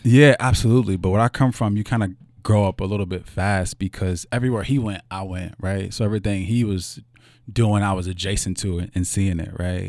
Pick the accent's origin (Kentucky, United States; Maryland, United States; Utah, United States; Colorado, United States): Kentucky, United States; Louisville; I was born here in Louisville, Kentucky, in, uh, in the West End. Um, my mother still lives there